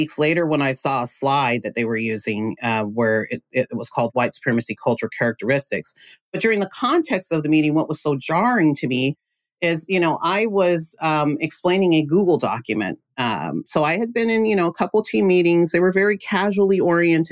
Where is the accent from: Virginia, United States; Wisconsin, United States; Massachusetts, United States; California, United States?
California, United States; Central Valley; I'm from the Central Valley, California, small town called Loury